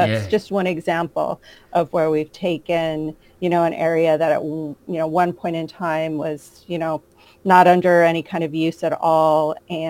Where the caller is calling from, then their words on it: New York City, New York, United States; I'm calling in from Manhattan, New York City, where I live.